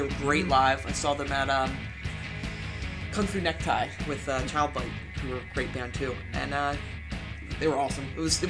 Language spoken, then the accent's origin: English; Philadelphia, Pennsylvania, United States; I'm from Philly.